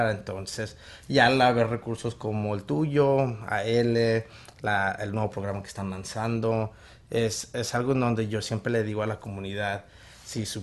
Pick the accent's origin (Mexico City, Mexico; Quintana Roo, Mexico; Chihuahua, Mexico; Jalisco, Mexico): Jalisco, Mexico; Guadalajara; now in United States; Pues ah, yo soy originario de Guadalajara, Jalisco.